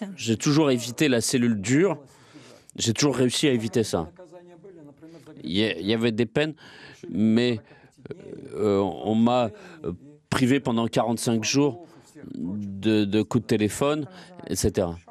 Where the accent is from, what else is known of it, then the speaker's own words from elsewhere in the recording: Russia; Je suis fier que je suis russe